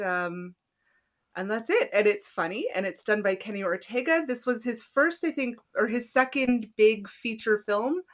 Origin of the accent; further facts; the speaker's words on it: East Coast, Canada; we're from the East Coast